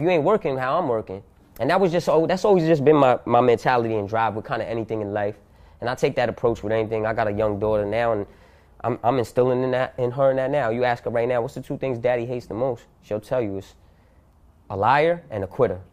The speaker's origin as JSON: {"language": "English", "town": "Yonkers", "region": "New York", "country": "United States", "tie": "born or raised there", "said": "born and raised in Yonkers, New York, in the hood"}